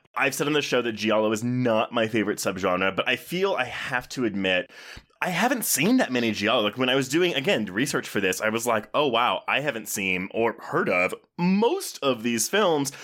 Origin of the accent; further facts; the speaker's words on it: Texas, United States; I grew up in Texas